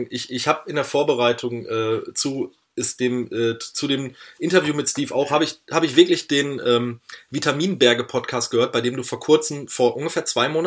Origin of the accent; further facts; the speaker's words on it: Germany; weil ich einfach hier als Westdeutscher viel zu flach wohne